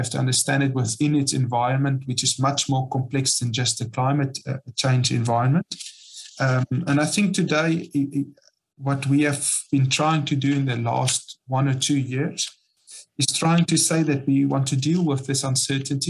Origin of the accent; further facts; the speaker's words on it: South Africa; moved away as an adult; now in Loire Valley, France; I'm from South Africa